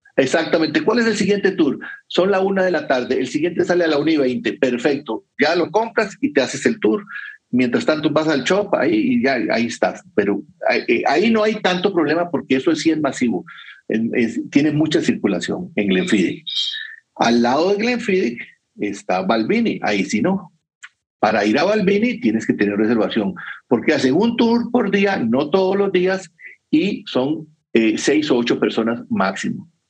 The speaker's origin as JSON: {"language": "Spanish", "country": "Costa Rica", "said": "yo soy de Costa Rica"}